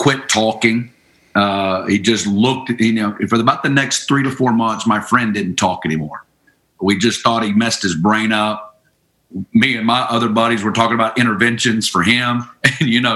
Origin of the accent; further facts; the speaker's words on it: Northwest Arkansas, United States; moved away as an adult; also born or lived in Kansas City; I'm originally from Northwest Arkansas, and you know, I grew up good family